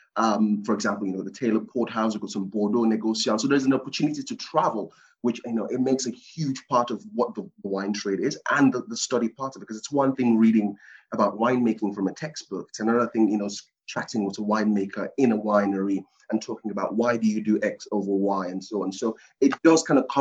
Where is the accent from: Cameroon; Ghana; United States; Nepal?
Cameroon; moved away; I was born in Cameroon, West Africa, on the coast of West Africa. And it's a small kind of fishing town